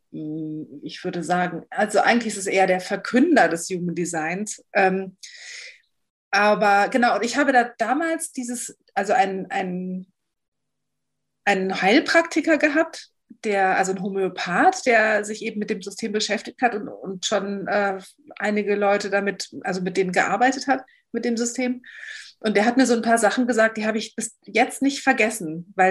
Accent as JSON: {"language": "German", "region": "Berlin", "country": "Germany", "said": "Also ich bin, ich komme aus Berlin."}